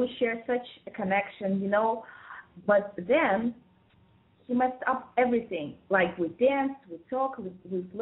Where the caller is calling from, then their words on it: Moscow, Russia; calling from Moscow again